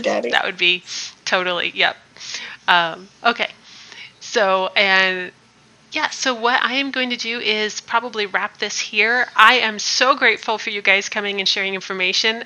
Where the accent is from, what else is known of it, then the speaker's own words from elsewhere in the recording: Midwest, United States; I'm from the Midwest